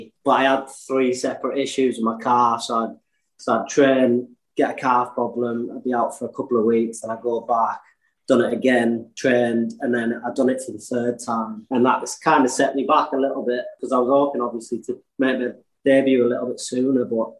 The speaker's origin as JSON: {"language": "English", "town": "Stokesley", "region": "Yorkshire and the Humber", "country": "United Kingdom", "tie": "born or raised there", "also_born_or_lived": "Rochdale, North West England", "said": "I was born in Rochdale. I'm not sure, Littleborough. And then I moved, well, my mum and dad split up. I moved over to North Yorkshire, a place called Stokesley, when I was about 8 or 9, really. My accent's kind of stuck with me a little bit, anyway."}